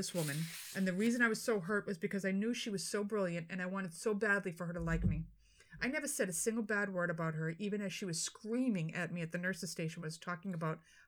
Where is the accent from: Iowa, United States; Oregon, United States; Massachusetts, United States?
Massachusetts, United States; Boston; accent: Boston; my Boston accent